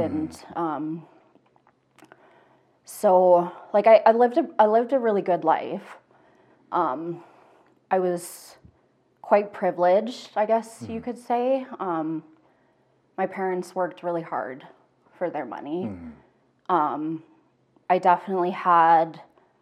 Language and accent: English; Cochrane, Alberta, Canada; also born or lived in Calgary; I was born in Calgary. I grew up in Cochrane